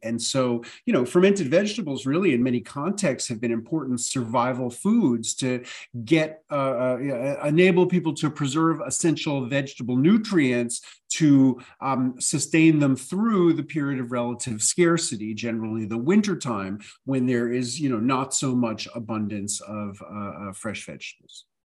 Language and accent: English; New York City, New York, United States; I grew up in New York City